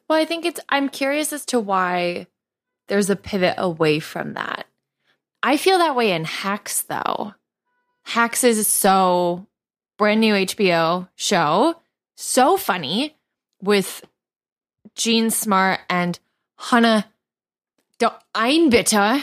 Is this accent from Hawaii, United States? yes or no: no; New York, United States; as a New Yorker